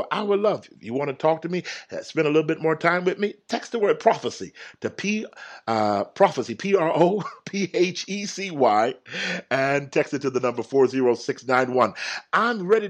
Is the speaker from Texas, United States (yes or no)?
yes; Houston, Texas, United States; I enjoy the cold because I'm from Texas. I'm from Houston. We didn't even have no snow.